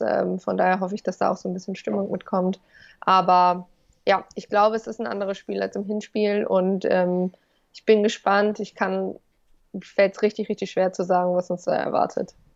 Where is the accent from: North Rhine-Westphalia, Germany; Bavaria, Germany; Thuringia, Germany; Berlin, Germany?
North Rhine-Westphalia, Germany; Ich komme aus Ostwestfalen